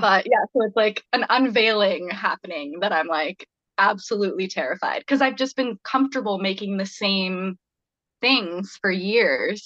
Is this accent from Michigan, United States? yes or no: no; Boise, Idaho, United States; now in Montana, United States; where I grew up in Boise